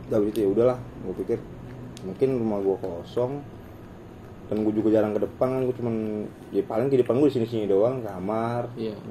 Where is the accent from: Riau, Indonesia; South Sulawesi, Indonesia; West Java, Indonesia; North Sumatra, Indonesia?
West Java, Indonesia; Bandung; gue anak Bandung